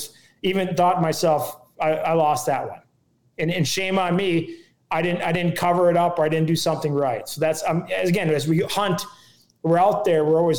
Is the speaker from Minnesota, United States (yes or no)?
yes; Minnesota, United States; And it was the coldest I've been in a long time. And I'm from Minnesota.